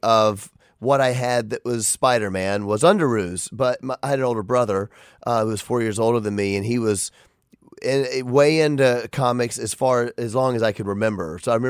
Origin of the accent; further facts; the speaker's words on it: Memphis, Tennessee, United States; I'm from Memphis